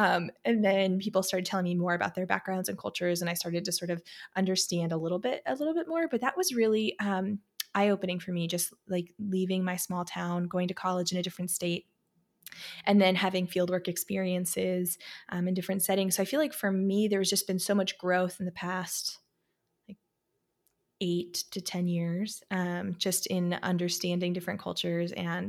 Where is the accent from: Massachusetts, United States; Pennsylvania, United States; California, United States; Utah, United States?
Pennsylvania, United States; I grew up in Pennsylvania in this awesome little small town, super community oriented, but it was not particularly diverse in any way.